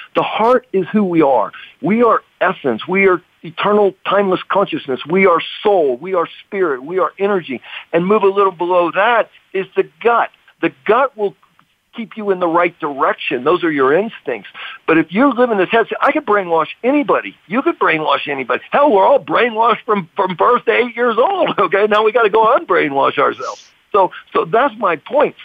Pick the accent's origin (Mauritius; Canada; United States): United States; I grew up in America